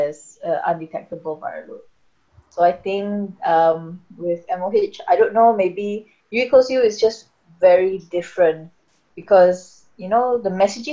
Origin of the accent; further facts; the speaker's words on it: Singapore; I'm Singaporean, so it's local, so it's Singapore